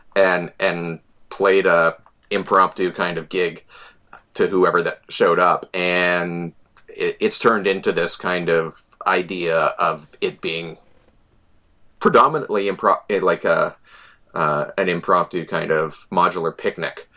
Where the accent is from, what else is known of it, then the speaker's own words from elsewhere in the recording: Selkirk, Manitoba, Canada; moved away; also born or lived in Winnipeg; I, am an ex-Winnipegger, an expat. Uh, I grew up in Selkirk